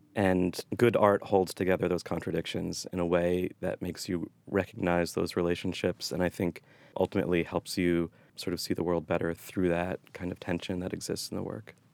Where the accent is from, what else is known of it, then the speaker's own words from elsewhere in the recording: Boston, Massachusetts, United States; moved away; I'm from the Boston area, but I moved back here two years ago